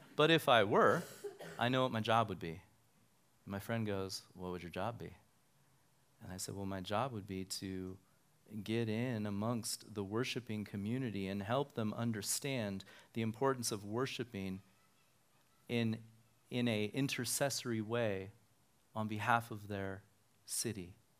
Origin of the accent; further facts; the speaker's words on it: Reno, Nevada, United States; also born or lived in Sparks, Nevada; I grew up here in Reno, and, um, my family and I moved to Sparks in nineteen eighty